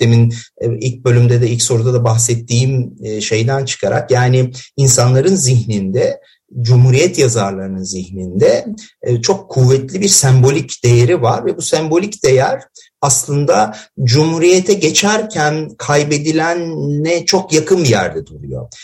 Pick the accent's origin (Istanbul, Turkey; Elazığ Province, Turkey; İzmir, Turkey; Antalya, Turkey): Elazığ Province, Turkey; Elazığ; ben Elazığlıyım